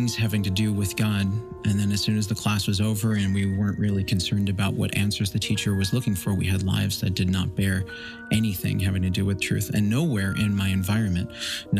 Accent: New York, United States; I grew up in New York, born in 1979

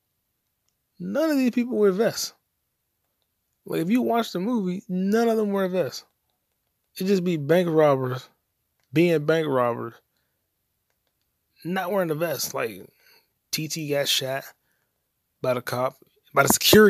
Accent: United States; I'm American

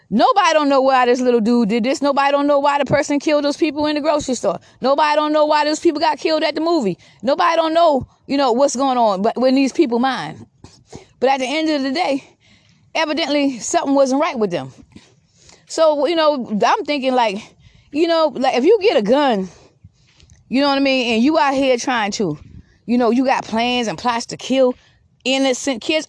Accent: Georgetown, South Carolina, United States; Georgetown, South Carolina, where I'm from. Because that's where I'm from. Georgetown, South Carolina

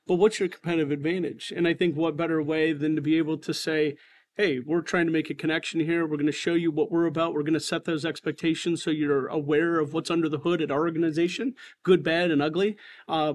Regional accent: Northeast Ohio, United States; I am born and raised in Northeast Ohio

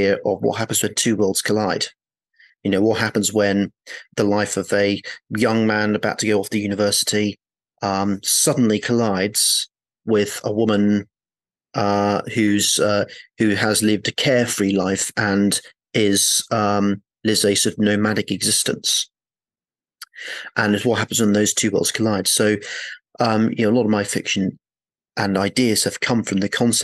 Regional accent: Oxford, South East England, United Kingdom; moved away; I'm from Oxford.

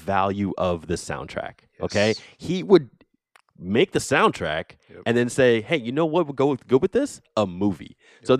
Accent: New Jersey, United States; growing up in Jersey

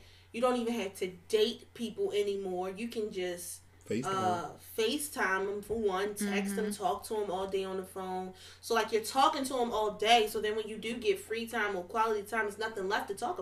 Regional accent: Baltimore, Maryland, United States; I'm from Baltimore

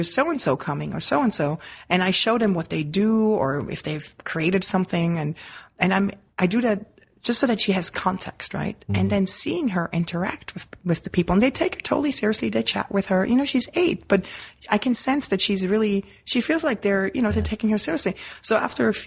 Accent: Switzerland; moved away; as a kid growing up in Switzerland

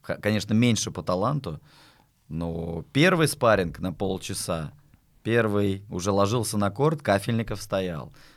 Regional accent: Astrakhan, Astrakhan Oblast, Russia; moved away as an adult; also born or lived in Saint Petersburg; в Астрахане, в родном городе

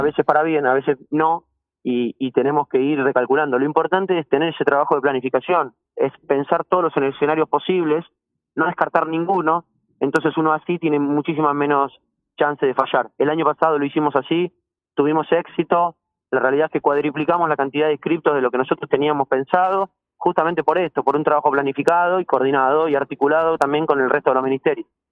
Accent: Argentina

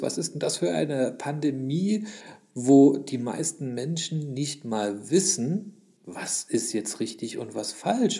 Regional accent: Leipzig, Saxony, Germany; Hallo, ich bin ein Ossi. Hallo, ich bin auch noch ein Sachse.

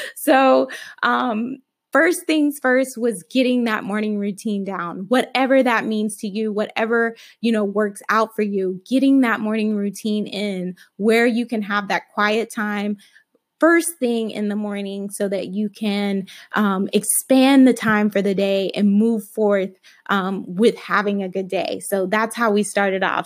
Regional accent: Alabama, United States; I was raised in Alabama

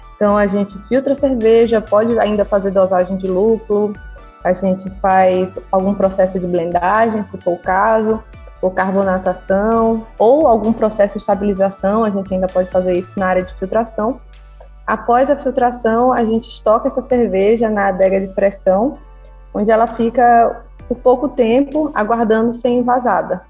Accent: Sergipe, Brazil; moved away as an adult; also born or lived in Piraí / Teresina; now in Rio de Janeiro, Brazil; Sou sergipana

